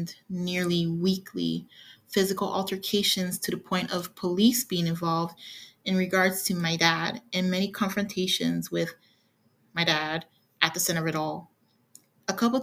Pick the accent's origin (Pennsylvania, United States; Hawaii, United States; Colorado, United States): Hawaii, United States; moved away; also born or lived in California; I've been born and raised in Hawaii, lived in California for estimate a decade, and have been in the current red state for a year or over